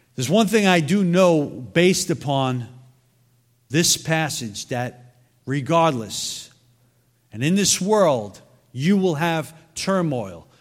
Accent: New York City, New York, United States; moved away; I'm originally from Brooklyn

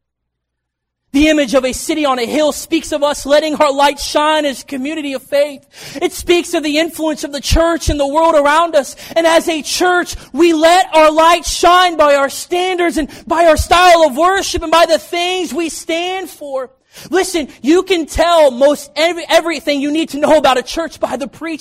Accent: Kentucky, United States; also born or lived in Knoxville, Tennessee; I was born in Knoxville, Tennessee, but I actually grew up in Kentucky, and my dad pastored there

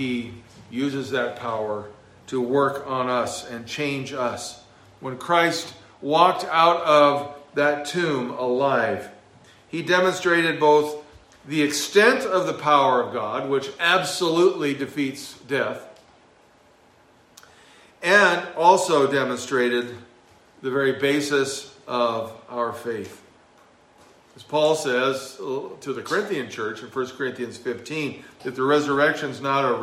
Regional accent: Southern California, United States; moved away; growing up in Southern California

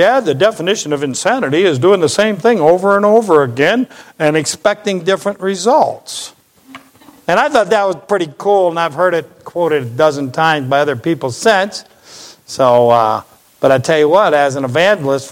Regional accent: United States; I'm an American

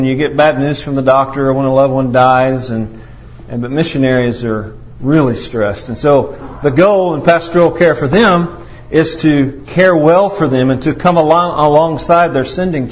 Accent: Potosi, Missouri, United States; I am a scoundrel from Potosi, and that's where I was born

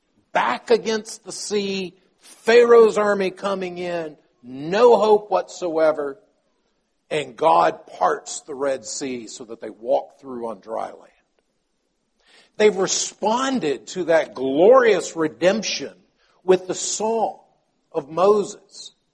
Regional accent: Palestine; my father was a medical missionary in Palestine. And so I grew up in Palestine as a child.

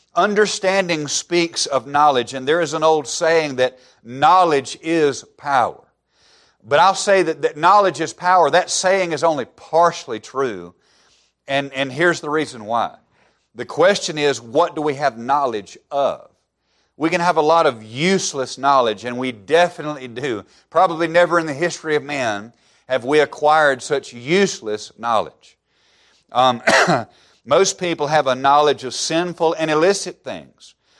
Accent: Alabama, United States; moved away as an adult; I grew up in the buckle of the Bible Belt

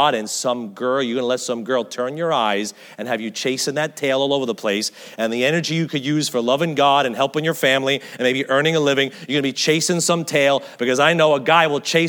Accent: United States; I guess I'm too American

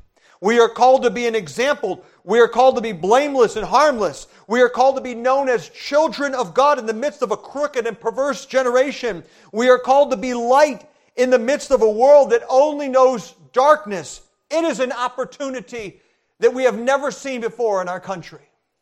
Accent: Brazil; I was an MK, that means a missionary kid. I grew up in Brazil

